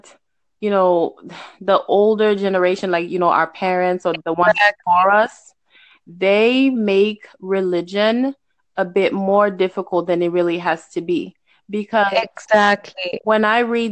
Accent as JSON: {"language": "English", "country": "Haiti", "tie": "born or raised there", "moved": "yes", "lives_now": "United States", "said": "I'm in the United States, and even because I'm from Haiti. Like, I was born in Haiti"}